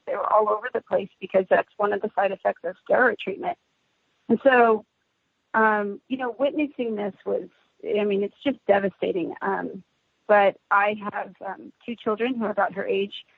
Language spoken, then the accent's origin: English; Southern California, United States; now in Fresno, United States; I'm originally from Southern California, but now reside in Fresno, California